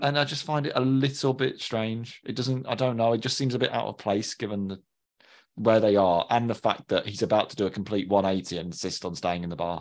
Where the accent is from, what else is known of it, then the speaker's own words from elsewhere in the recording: Birmingham, West Midlands, United Kingdom; accent: Brummie; I become more Brummy when I'm with them